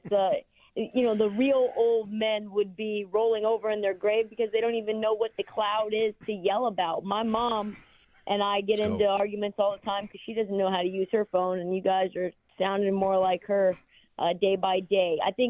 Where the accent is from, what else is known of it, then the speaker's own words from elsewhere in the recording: Portland, Oregon, United States; like because I'm from Portland and I'm a Blazer fan, or I went to Oregon.